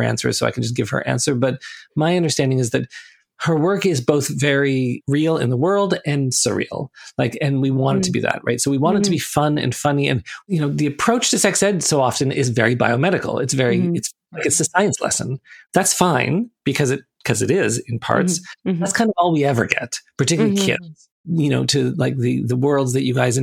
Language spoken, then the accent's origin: English; Toronto, Ontario, Canada; I grew up in Toronto, and Toronto is this very kind of diverse, multicultural city.